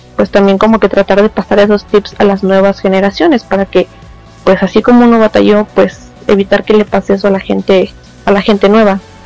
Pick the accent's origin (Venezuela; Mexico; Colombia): Mexico